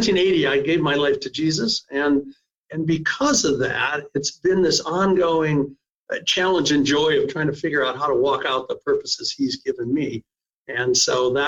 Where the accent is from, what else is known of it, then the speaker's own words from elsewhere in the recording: Cleveland, Ohio, United States; moved away as an adult; also born or lived in São Paulo, Brazil / Ithaca, New York; now in Oregon, United States; I was born in Ohio, spent most of my years in the greater Cleveland area